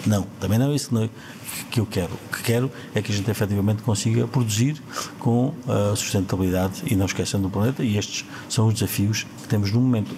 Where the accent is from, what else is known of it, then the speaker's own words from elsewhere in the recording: Ourique, Alentejo, Portugal; Câmara Municipal de Ourique, a minha terra, onde vivo e onde, onde nasci, onde cresci